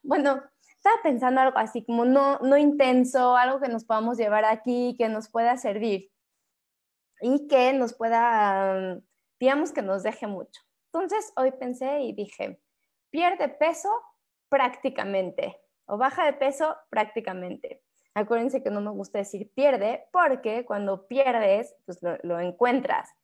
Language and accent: Spanish; Mexico; como mexicanos